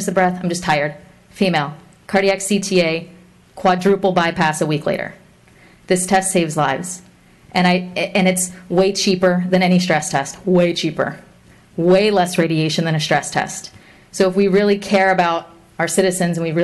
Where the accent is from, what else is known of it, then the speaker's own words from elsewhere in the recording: Fort Pierce, Florida, United States; I was born and raised in Fort Pierce